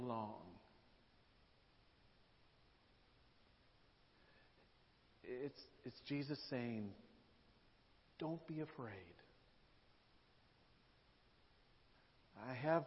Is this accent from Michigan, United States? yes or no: no; Nashville, Tennessee, United States; moved away as an adult; I grew up in Nashville, lived there for decades.